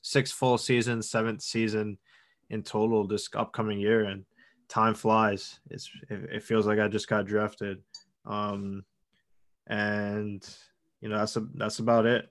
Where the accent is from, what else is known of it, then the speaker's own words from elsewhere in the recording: Long Island, New York, United States; I'm from Long Island, New York. uh, about twenty miles outside of New York City